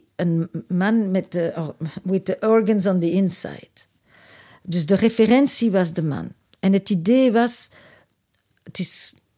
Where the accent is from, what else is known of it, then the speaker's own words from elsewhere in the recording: Antwerp, Flanders, Belgium; moved away; also born or lived in Brussels; ik nu zit ik in Brussel, maar ik kwam uit Antwerpen